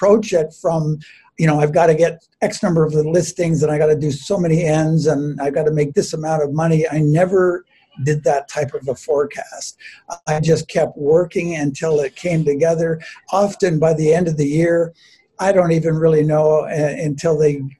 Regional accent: Mississauga, Ontario, Canada; moved away as an adult; also born or lived in Orton, Ontario; I grew up down near Port Credit.

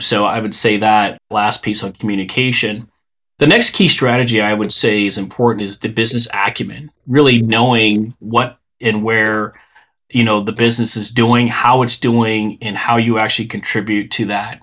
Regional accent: Chicago, Illinois, United States; I grew up in the Chicago area.

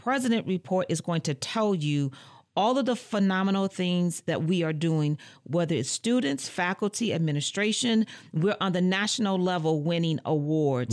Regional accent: Muskegon Heights, Michigan, United States; moved away as an adult; now in Lansing, United States; I hail from Muskegon Heights, Michigan

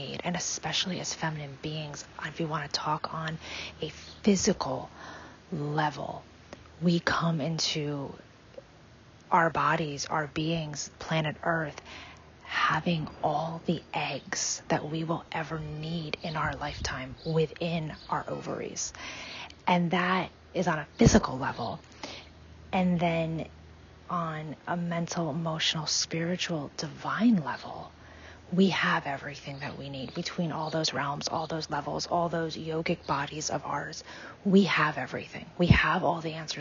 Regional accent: United States; I was born and raised in America

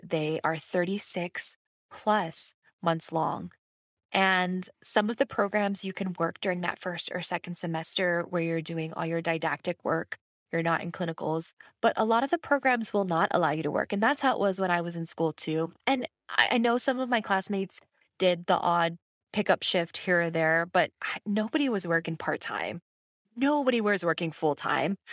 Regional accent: Hawaii, United States; moved away as an adult; also born or lived in Los Angeles / Washington, D.C.; I am from Hawaii.

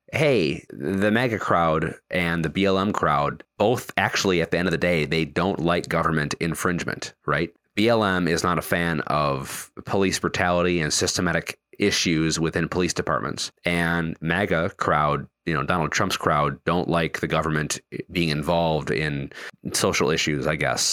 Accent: Wisconsin, United States; now in Virginia, United States; I live in Virginia. I'm from Wisconsin.

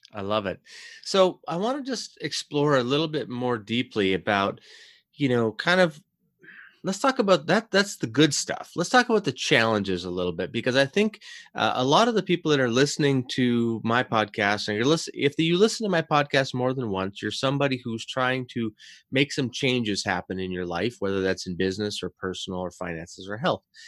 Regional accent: Canada; being a Canadian, born and raised

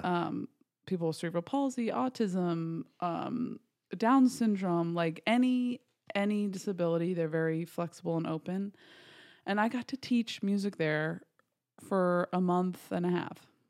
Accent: Garrison, New York, United States; I am from, smallest little town called Garrison, New York

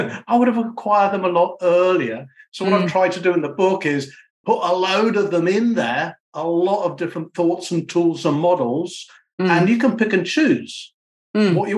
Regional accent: United Kingdom; I'm a Brit as well. I'm a Brit, by the way

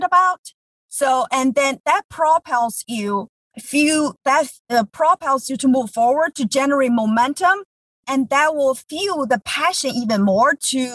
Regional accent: China; English is a second language; moved away as an adult; now in United States; I grew up in China. I moved here 20 years ago.

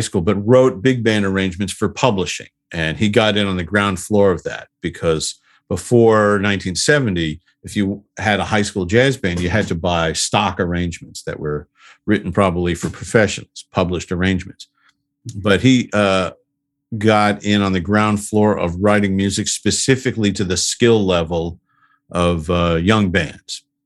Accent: Huntington, New York, United States; I'm from Huntington, Long Island

